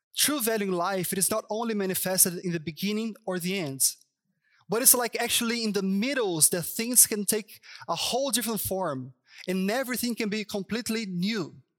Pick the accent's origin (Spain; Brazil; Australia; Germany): Brazil; São Paulo; English is a second language; moved away as an adult; now in Toronto, Canada; I'm from Sao Paulo